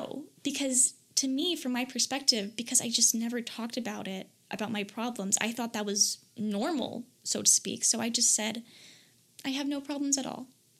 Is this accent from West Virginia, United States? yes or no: no; Florida, United States; because I came from Florida and this was in Michigan.